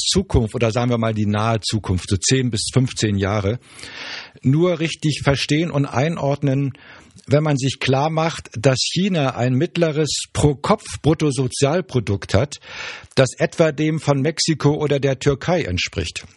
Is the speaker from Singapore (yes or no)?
no; Germany; als Deutscher